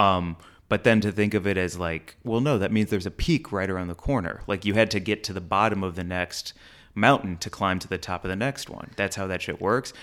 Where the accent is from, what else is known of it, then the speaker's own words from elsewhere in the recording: St. Louis, Missouri, United States; I'm from St. Louis